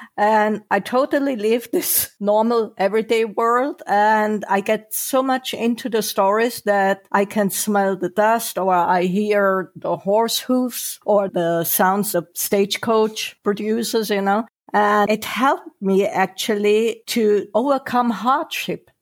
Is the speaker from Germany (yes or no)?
yes; Germany; moved away as an adult; also born or lived in Sri Lanka / Maldives / Singapore; I was born and raised in Germany